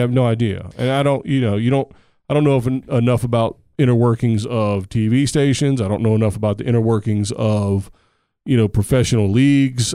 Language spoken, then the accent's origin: English; United States; I'm an American